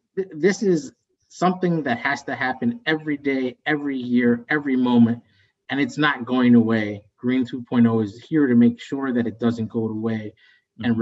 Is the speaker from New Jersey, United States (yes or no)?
no; West Virginia, United States; moved away as an adult; also born or lived in Bogota, Colombia / Chicago; I moved to the United States, so I'm an immigrant. I'm a Colombian American. I grew up in West Virginia